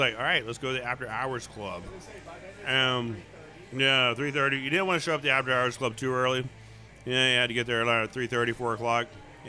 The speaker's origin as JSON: {"language": "English", "town": "Houston", "region": "Texas", "country": "United States", "tie": "born or raised there", "said": "That sounds like growing up in Houston."}